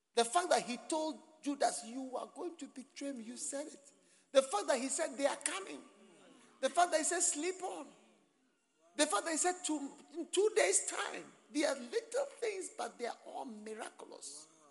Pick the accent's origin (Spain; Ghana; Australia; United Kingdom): Ghana; accent: Ghanaian; my Ghanaian accent